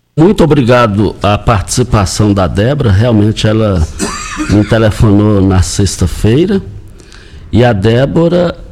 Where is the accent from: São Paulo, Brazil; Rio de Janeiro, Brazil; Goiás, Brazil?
Goiás, Brazil; fomos criados lá no Parque Bandeirantes